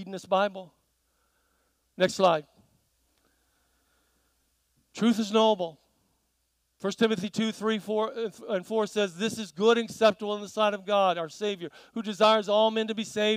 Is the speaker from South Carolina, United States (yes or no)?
yes; South Carolina, United States; moved away; also born or lived in New Zealand; growing up in South Carolina